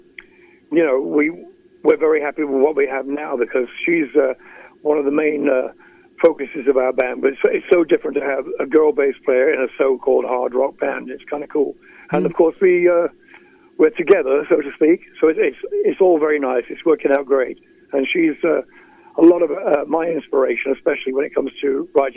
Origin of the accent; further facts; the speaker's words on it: Skegness, East Midlands, United Kingdom; moved away; I played in Skegness, my hometown, just recently